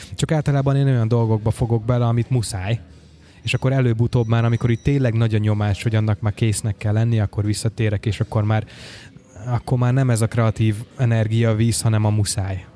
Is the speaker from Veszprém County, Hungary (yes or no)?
yes; Nagyvázsony, Veszprém County, Hungary; moved away; otthon Nagyvázsonyban